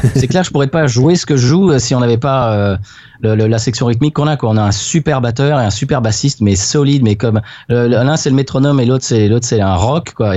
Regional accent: Louisiana, United States; on revient chez nous en Louisiane

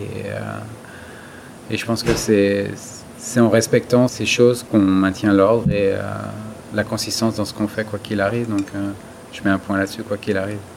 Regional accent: France; moved away as an adult; now in United States; c'est là d'où je viens

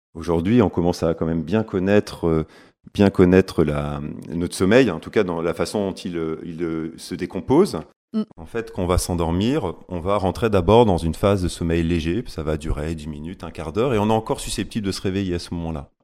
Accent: Lille, Hauts-de-France, France; accent: ch'ti; Je suis né à Lille, hein, je suis un, gars du Nord, comme on dit, un ch'ti.

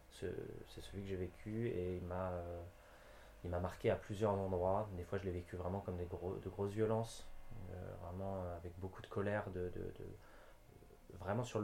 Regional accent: southern France, France; also born or lived in Sweden / Normandy; now in Brittany, France; J'ai euh, grandi un peu à différents endroits. Je suis

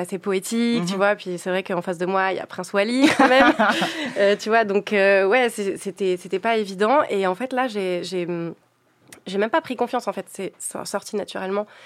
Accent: south of France, France; Je suis originaire du sud de la France

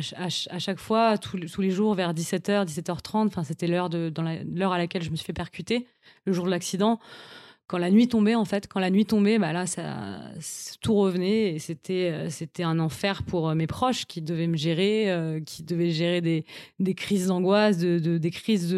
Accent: Paris, Île-de-France, France; Je suis une Parisienne depuis toujours. J'ai grandi à Paris, j'ai fait toutes mes études à Paris.

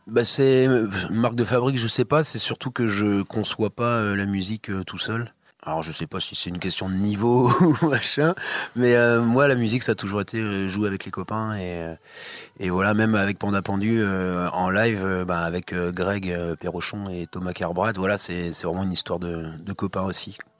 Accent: Plouha, Brittany, France; Ah bah moi je suis né, je suis né là. Je suis né à Ploua.

